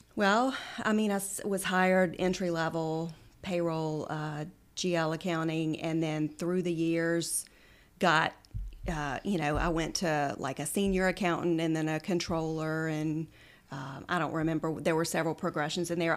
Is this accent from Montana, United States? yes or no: no; Central, Louisiana, United States; also born or lived in Oxford, Mississippi; We lived in Central. Um, grew up in Central, went to Scotlandville Magnet High School for high school